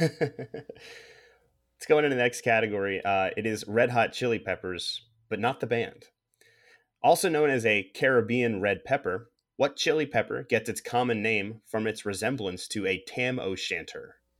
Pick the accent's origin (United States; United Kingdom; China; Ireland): United States; I am an American man